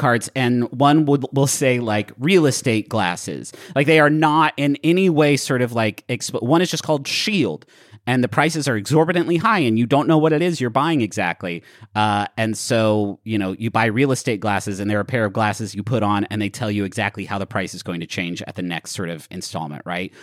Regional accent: Huntington, West Virginia, United States; the pool that I grew up going to in Huntington, West Virginia.

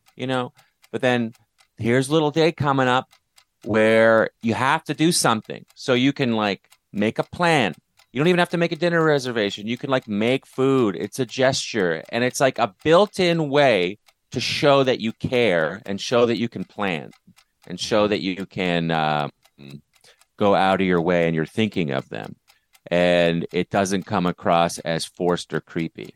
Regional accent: Canada; moved away; So I'm from Canada

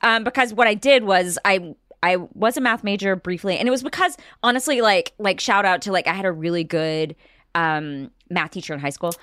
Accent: Marshall, Texas, United States; my hometown

